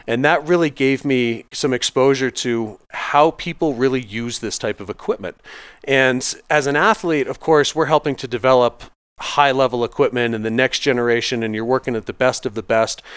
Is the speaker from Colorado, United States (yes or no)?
yes; Vail, Colorado, United States; I grew up out here in Vail, Colorado